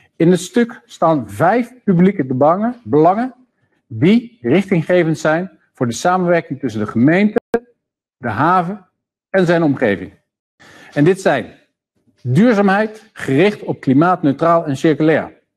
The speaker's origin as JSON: {"language": "Dutch", "town": "Amsterdam", "region": "North Holland", "country": "Netherlands", "said": "ons als Amsterdammers"}